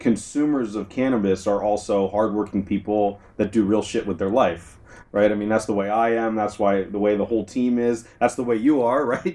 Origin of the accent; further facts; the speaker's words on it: Southern California, United States; moved away as an adult; also born or lived in Berkeley; now in San Francisco, United States; I'm from Southern California originally